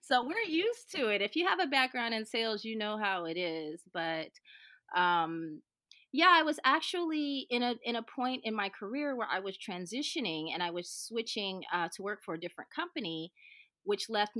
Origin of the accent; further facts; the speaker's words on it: Houston, Texas, United States; I grew up in Houston, actually